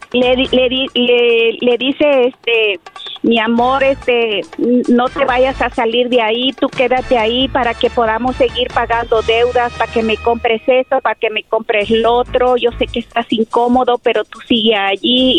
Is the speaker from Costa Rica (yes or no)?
no; Mexico; soy mexicana